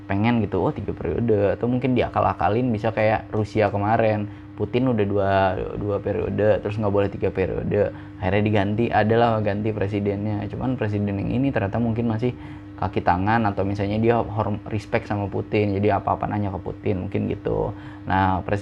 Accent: Indonesia; gue yang gede di Indonesia ngelihat yang kayak gitu tuh nggak nggak biasa gitu

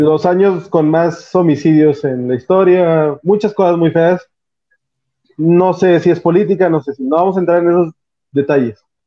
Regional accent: Mexico; nosotros como mexicanos

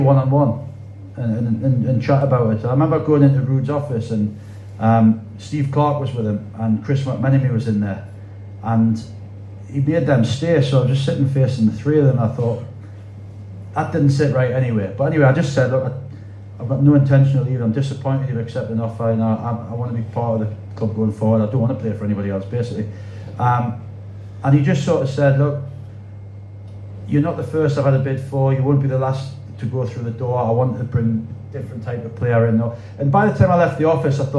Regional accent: Wallsend, North East England, United Kingdom; that was the 90s and the 80s where I grew up, and the 90s and the 80s where I was born in Wall's End

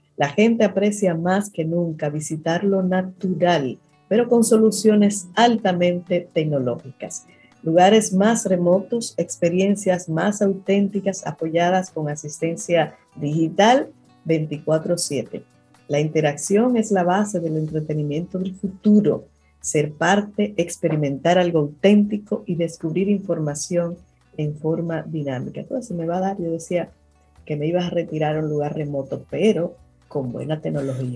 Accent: Dominican Republic; nosotros como dominicanos

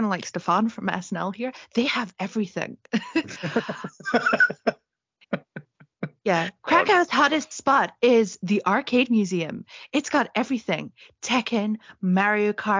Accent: East Scotland, United Kingdom; accent: East Scottish; my East Scottish accent

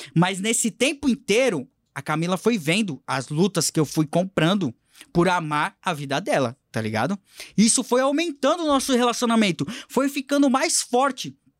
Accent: São Vicente, São Paulo, Brazil; Eu vim da comunidade de São Vicente, na Baixada Santista

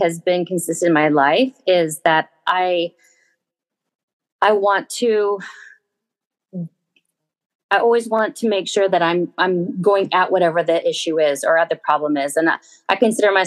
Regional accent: Southern California, United States; Grew up in Southern California

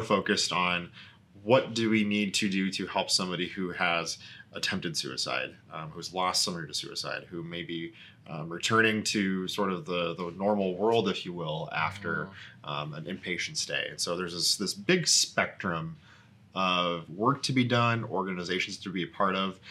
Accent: South Dakota, United States; moved away as an adult; also born or lived in Sioux Falls, South Dakota / Washington, D.C. / Minneapolis, Minnesota; I'm originally from Korska, South Dakota, son of a pair of educators. My older sister and I grew up in a town of 600

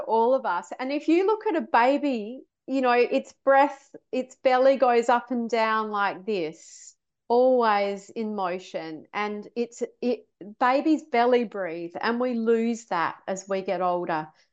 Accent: Australia; moved away as an adult; also born or lived in London, United Kingdom; I was brought up in Australia

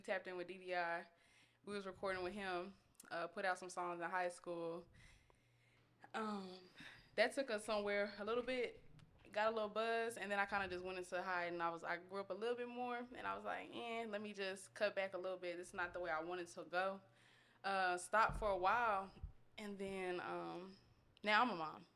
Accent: Austin, Texas, United States; also born or lived in Georgia; I was born in Georgia 'cause my dad was in the military, but, you know, I was raised in Austin. Um, been here my whole life

